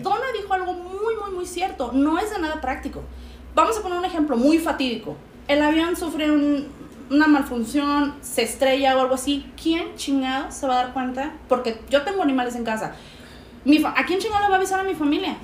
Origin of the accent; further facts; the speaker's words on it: Mexico; moved away; independientemente de que yo viva en Chetolandia, soy latinoamericana, soy mexicana.